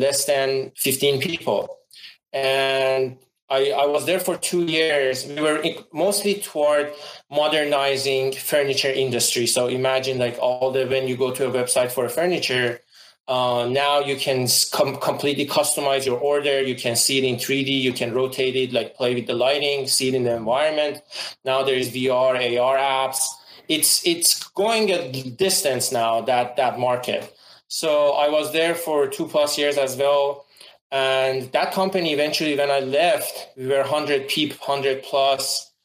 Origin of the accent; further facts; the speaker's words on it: Iran; moved away as an adult; also born or lived in Wisconsin / Bay Area; now in United States; I'm originally from Iran. I came to USA about 13 years